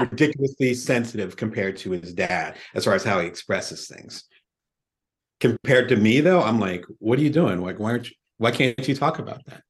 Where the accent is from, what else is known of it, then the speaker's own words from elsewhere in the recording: Atlantic City, New Jersey, United States; I'm originally from Atlantic City, South Jersey, African-American family.